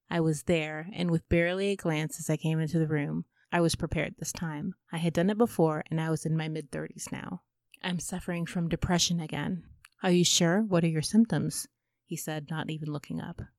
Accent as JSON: {"language": "English", "country": "United Kingdom", "said": "I'm British, we don't do that."}